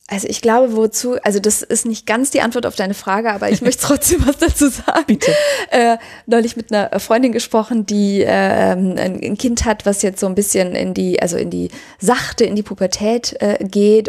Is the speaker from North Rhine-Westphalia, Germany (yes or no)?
yes; Cologne, North Rhine-Westphalia, Germany; als Kölner ist man halt äh, so Leib und Seele Kölner